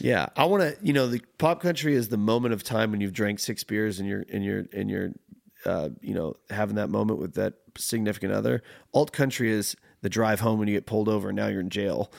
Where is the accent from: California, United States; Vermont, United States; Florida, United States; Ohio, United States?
California, United States; moved away; growing up in California or only around Californians